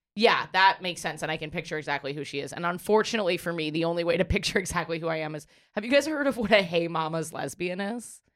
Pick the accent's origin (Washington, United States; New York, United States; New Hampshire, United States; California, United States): New York, United States; I'm from here. I'm born and raised in New York.